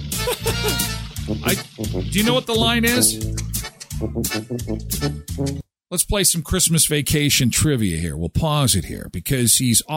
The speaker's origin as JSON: {"language": "English", "country": "Canada", "tie": "born or raised there", "said": "we grew up here in Canada, we have lived here all our lives"}